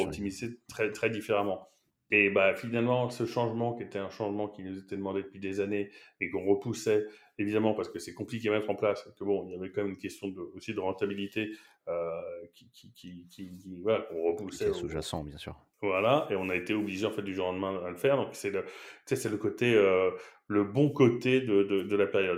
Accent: Paris, Île-de-France, France; moved away as an adult; also born or lived in Shanghai, China; now in Barcelona, Spain; je, viens de Paris

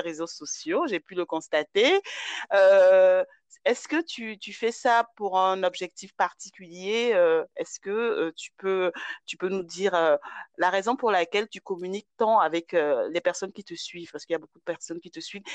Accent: Côte d’Ivoire; Moi, j'ai grandi en Côte d'Ivoire

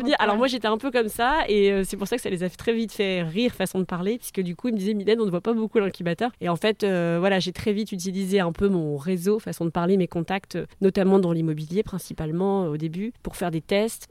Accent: French Flanders, near Hazebrouck, Hauts-de-France, France; j'ai grandi dans les Flandres, euh, près d'Asbrook

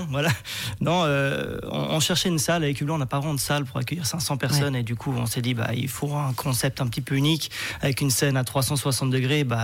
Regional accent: Switzerland

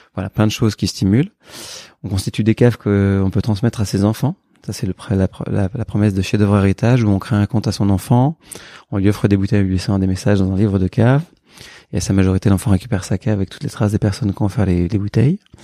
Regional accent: Burgundy, Bourgogne-Franche-Comté, France; moved away; also born or lived in Paris; je suis bourguignon, je suis né en Bourgogne et j'ai eu la chance de grandir dans une famille où on aimait le vin

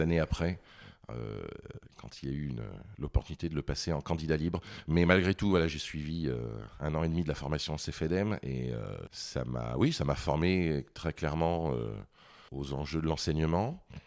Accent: Vichy, Auvergne-Rhône-Alpes, France; also born or lived in Paris; now in Lyon, France; Je suis originaire de Vichy, dans l'Allier, en Auvergne

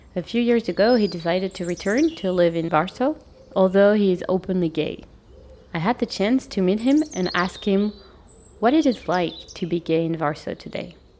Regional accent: Paris, Île-de-France, France; English is a second language; I was born in Paris in September 1987. I am French and European.

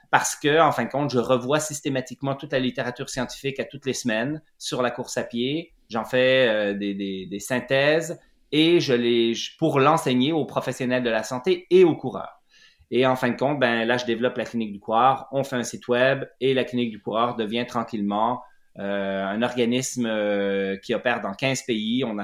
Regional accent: Jura, Switzerland; born there; je suis né en Suisse, dans le Jura suisse, euh, de deux parents bohèmes, artistes et intellectuels.

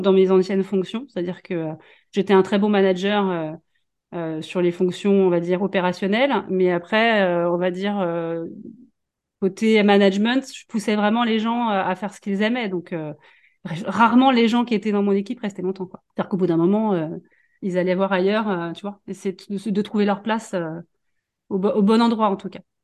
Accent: Paris region, Île-de-France, France; moved away as an adult; now in Vendée, France; je suis parisienne. Moi, je suis née, je suis en région parisienne. j'ai fait toute ma vie là-bas, mes études.

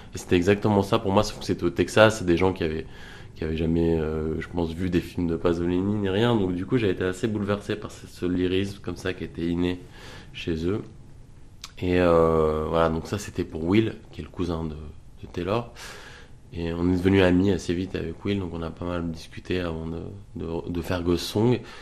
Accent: France; je suis français

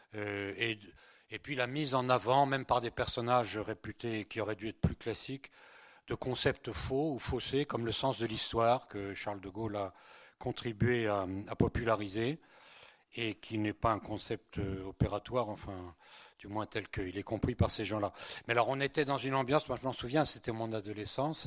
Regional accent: Breton, Brittany, France; French is a second language; also born or lived in Spain; Je suis, né, en Espagne et je suis breton

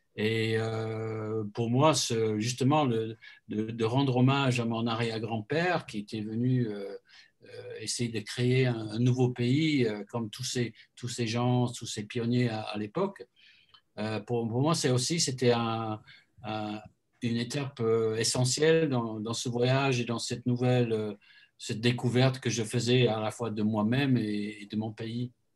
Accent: Christchurch, Canterbury, New Zealand; now in France; chez moi à Christchurch

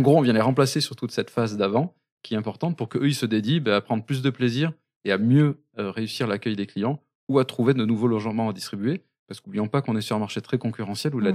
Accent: Basque Country, Nouvelle-Aquitaine, France; on est très fier d'être basque

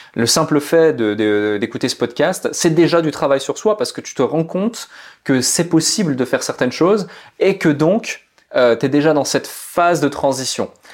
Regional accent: Switzerland; je suis né en Suisse, dans une petite ville où il y avait plus de vaches que d'habitants

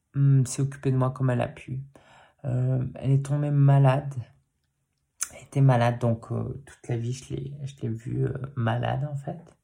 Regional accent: Paris, Île-de-France, France; j'ai grandi dans le quartier de Belleville, euh, toute mon enfance à Paris

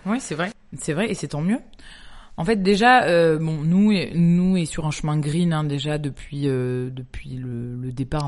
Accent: Toulouse, Occitania, France; moved away as an adult; also born or lived in Paris; now in Marseille, France; je suis de Toulouse avec mon mari

